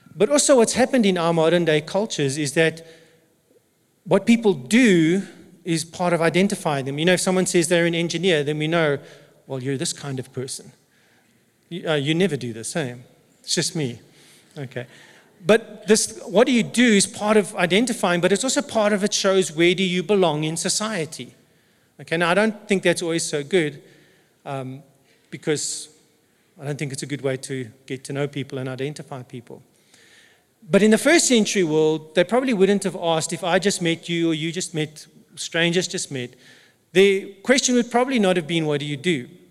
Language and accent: English; South Africa; first language English; I'm an English speaking South African who happens to be white